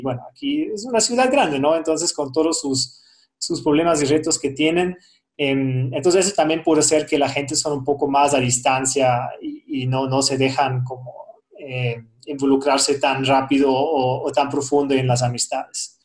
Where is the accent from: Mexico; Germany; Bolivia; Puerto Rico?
Germany; Spanish is a second language; moved away as an adult; now in Quito, Ecuador; yo soy de Alemania